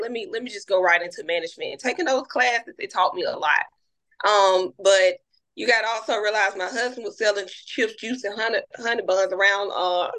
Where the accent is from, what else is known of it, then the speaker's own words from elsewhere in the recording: Birmingham, Alabama, United States; I'm from Birmingham, Alabama